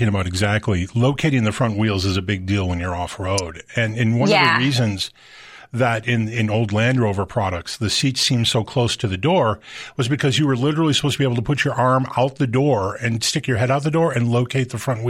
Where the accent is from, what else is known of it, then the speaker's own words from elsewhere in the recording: Midwest, United States; I'm a Midwesterner, so are you.